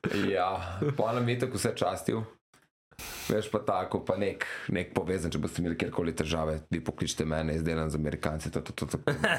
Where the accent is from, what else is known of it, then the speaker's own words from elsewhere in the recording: Slovenia; jaz sem iz Slovenije